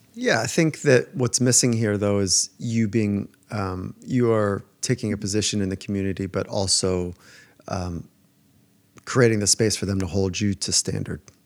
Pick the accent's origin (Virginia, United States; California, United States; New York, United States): California, United States; Southern; I would skate as a young kid growing up in Southern California